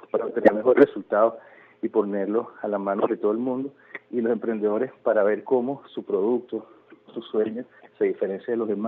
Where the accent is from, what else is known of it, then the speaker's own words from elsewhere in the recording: Venezuela; misión que yo tengo en el resto de mi vida es que todo el venezolano en un momento se identifique como venezolano, se sienta orgulloso